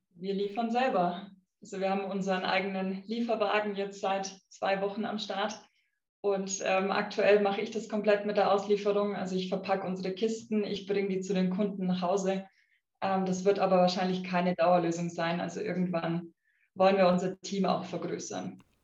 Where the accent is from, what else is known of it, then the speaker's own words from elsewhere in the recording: Affing, Bavaria, Germany; ich bin auf einem kleinen Bauernhof aufgewachsen ähm, in Affing